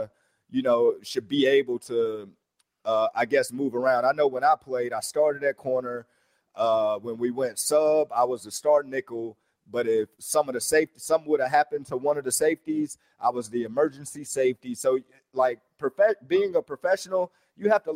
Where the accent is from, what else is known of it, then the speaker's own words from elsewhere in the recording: Alabama, United States; I'm from Alabama